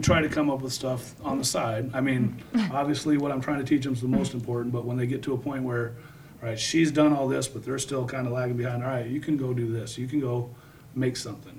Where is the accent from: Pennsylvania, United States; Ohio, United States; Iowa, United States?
Iowa, United States; Davenport; I grew up in Davenport.